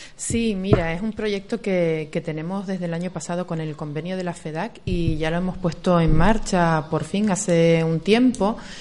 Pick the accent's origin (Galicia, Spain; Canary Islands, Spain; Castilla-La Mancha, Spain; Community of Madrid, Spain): Canary Islands, Spain; Agaete; desde pequeñitos todos los que somos de Agaete, o casi todos, somos así